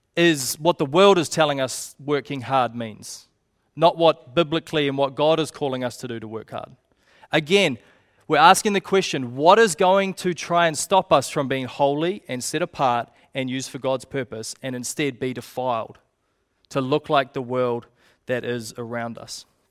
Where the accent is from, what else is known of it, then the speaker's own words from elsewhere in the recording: Te Puke, Bay of Plenty, New Zealand; I grew up in Tupauki